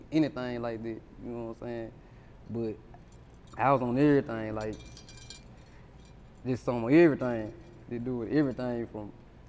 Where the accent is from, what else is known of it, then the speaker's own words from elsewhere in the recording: Tutwiler, Mississippi, United States; Yeah, I'm from Tutwiler.